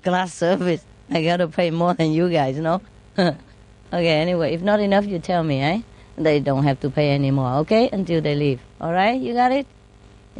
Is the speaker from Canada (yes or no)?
no; Vietnam; moved away; this body is born in Vietnam, it gets been fed all this Vietnamese stuff